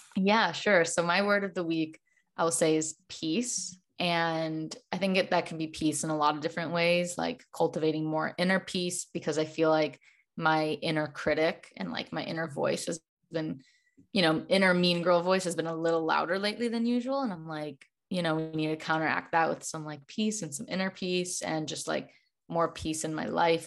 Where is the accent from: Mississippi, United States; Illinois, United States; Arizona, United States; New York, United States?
Illinois, United States; Chicago; now in Los Angeles, United States; I live in Los Angeles, but I'm originally from Chicago